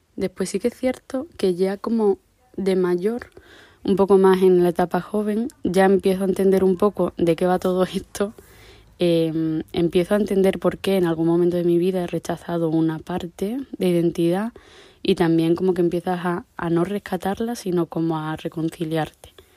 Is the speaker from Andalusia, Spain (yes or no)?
no; La Zarza, Extremadura, Spain; mi pueblo es La Zarza, en mi caso, em, todos mis amigos son de aquí